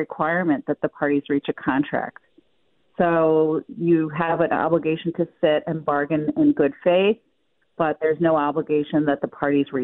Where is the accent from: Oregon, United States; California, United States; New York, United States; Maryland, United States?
New York, United States; Buffalo; We come from Buffalo